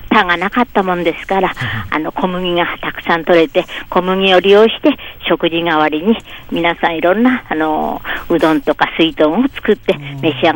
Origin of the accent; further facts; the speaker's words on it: Kodaira, Tokyo, Japan; 私も小平に生まれて、あの、小平に、あの、結婚、小平で結婚してずっとそのままいるんですけれども